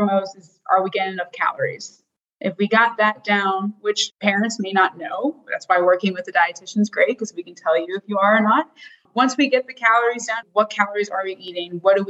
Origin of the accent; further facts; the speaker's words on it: South Florida, United States; born and raised in South Florida